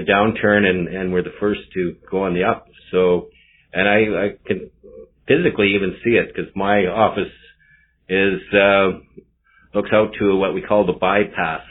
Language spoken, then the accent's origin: English; Grande Prairie, Alberta, Canada; I'm born and raised in Grand Prairie